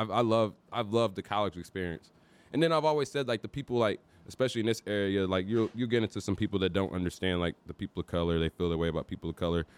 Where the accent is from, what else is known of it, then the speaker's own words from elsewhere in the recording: St. Louis, Missouri, United States; moved away; I was born and raised in Saint Louis, but moved down south here in two thousand